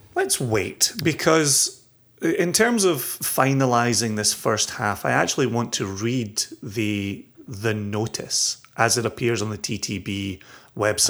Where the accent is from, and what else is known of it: Scotland, United Kingdom